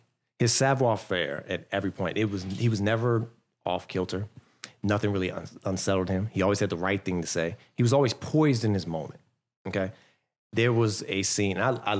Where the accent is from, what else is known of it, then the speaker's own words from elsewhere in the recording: Fort Washington, Maryland, United States; For me, I grew up in Fort Washington.